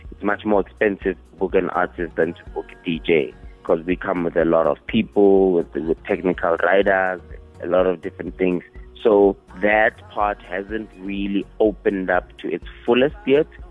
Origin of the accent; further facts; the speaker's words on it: Northam, Limpopo, South Africa; also born or lived in Manserre; I was born in Manzere and then we moved to Northam